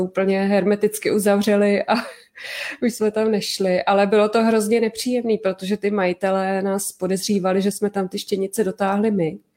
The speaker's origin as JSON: {"language": "Czech", "region": "Prague", "country": "Czechia", "said": "my jsme taky z Prahy"}